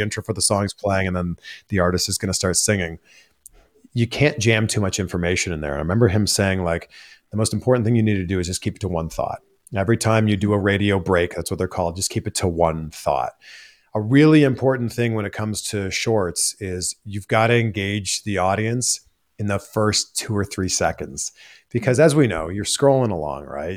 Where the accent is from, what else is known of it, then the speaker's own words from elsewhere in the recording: Pickering, Ontario, Canada; moved away as an adult; also born or lived in Toronto, Canada; now in United States; it's Toronto, it's actually Pickering.